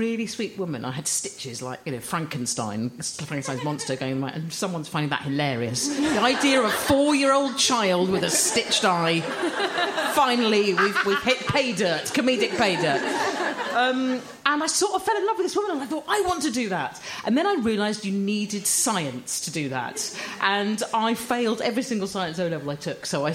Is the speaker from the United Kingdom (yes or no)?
yes; Croydon, London, United Kingdom; I was born in Croydon.